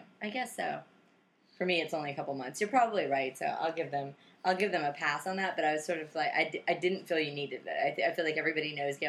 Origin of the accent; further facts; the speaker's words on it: the South, United States; Yeah, I grew up in the South.